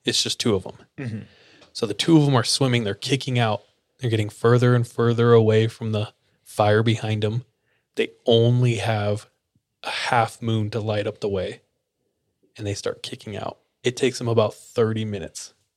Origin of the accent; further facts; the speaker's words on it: Fresno, California, United States; I grew up in Fresno, which is dog doo doo.